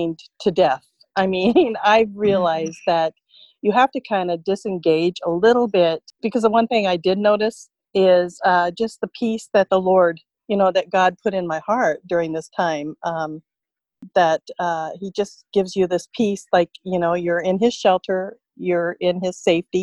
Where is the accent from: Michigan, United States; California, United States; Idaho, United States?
California, United States; Vista; moved away as an adult; also born or lived in Riverside County, California / San Diego County, California; now in McMinnville, United States; born and raised in Vista, California